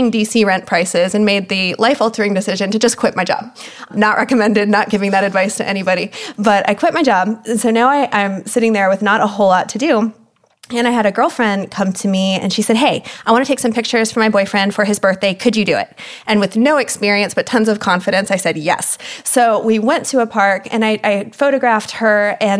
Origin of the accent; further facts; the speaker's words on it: Germany; I grew up in Germany. My father was in the military.